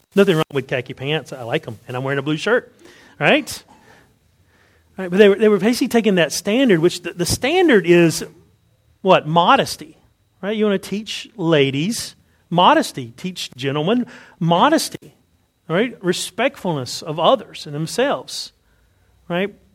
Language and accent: English; Wilson County, North Carolina, United States; I grew up in Wilson County. Right? Where I'm from, it's called Wilson. You have to say there's a T in it, but there's not really a T. It's Wilson right? Wilson County in North Carolina.